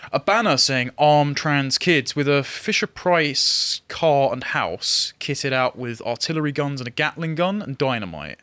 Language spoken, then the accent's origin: English; England, United Kingdom; I'm an Englishman